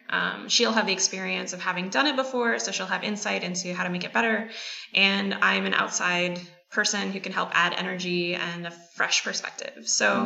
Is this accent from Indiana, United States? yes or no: no; California, United States; now in Montreal, Canada; I'm originally from California. Ben and I were chatting about that. But yeah, it looks like I'm Canadian for a while now.